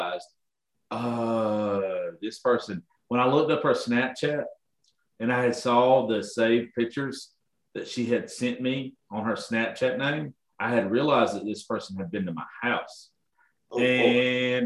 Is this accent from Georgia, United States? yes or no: yes; Georgia, United States; I'm from Georgia